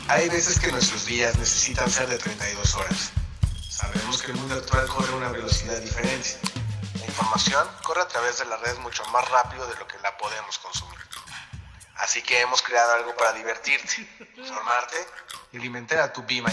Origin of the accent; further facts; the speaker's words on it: Galicia, Spain; soy gallego, de Galicia, de España